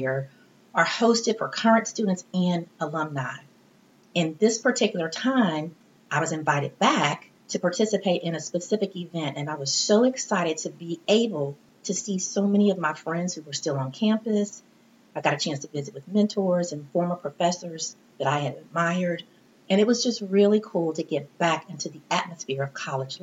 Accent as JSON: {"language": "English", "region": "Midwest", "country": "United States", "also_born_or_lived": "East Texas", "said": "I'm from the Midwest, and I went to college in East Texas many years ago"}